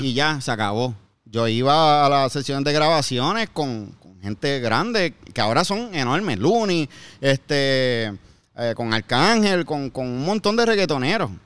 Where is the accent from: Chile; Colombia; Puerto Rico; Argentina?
Puerto Rico; Bayamón; moved away as an adult; En Puerto Rico, yo, yo soy de Bayamón. Yo toda ah, mi vida he, vivido en Bayamón hasta que me mudé después del huracán